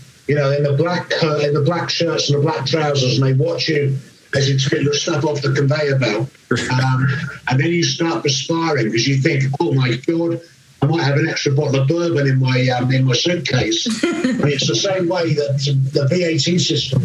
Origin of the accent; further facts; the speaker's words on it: England, United Kingdom; I'm English.